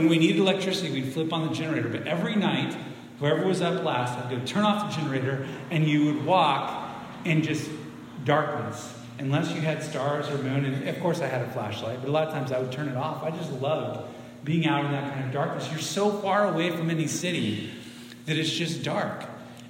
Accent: Central Oregon, United States; moved away as an adult; also born or lived in Spokane, Washington / Marysville, Washington; I grew up in Central Oregon, east side.

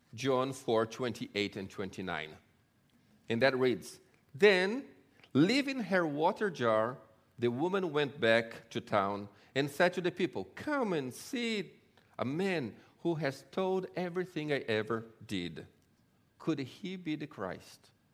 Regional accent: Brazil; also born or lived in Israel; now in LaGrange, United States; I grew up in Brazil and, um, from a Jewish family

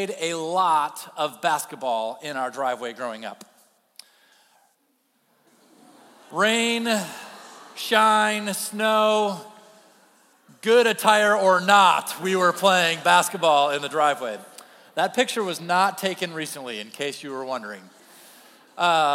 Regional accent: Kentwood, Michigan, United States; I grew up in Kentwood, Michigan

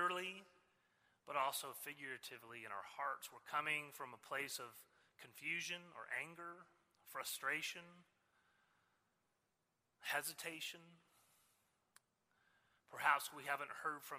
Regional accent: Southwest Missouri, United States; moved away as an adult; also born or lived in Stillwater, Oklahoma / St. Louis, Missouri / Norman, Oklahoma; now in Oklahoma City, United States; I grew up in Southwest Missouri, came to Christ in college

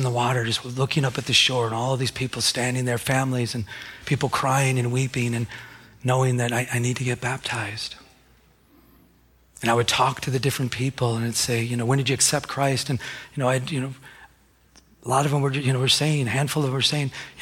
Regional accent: Michigan, United States; I'm from Michigan

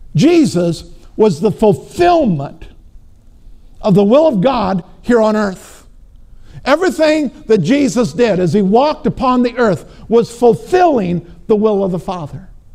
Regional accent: Minnesota, United States; I'm from Minnesota

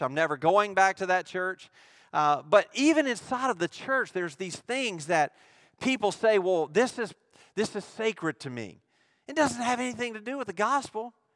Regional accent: Mississippi, United States; I'm from Mississippi

